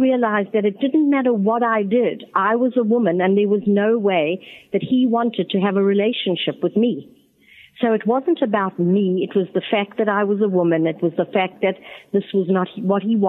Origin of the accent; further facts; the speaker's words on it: Johannesburg, Gauteng, South Africa; also born or lived in Botswana / New York, United States; now in Atlanta, United States; I was born in Johannesburg, South Africa. I also lived in Botswana, which is a country just off South Africa's borders. And I immigrated to America in 1976